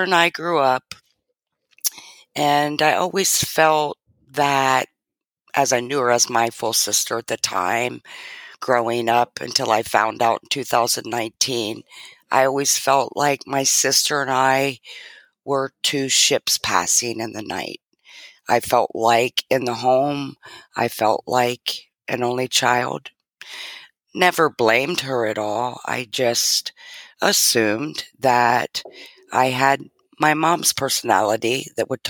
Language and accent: English; Arlington, Virginia, United States; also born or lived in Washington, D.C.; moved on to Arlington, Virginia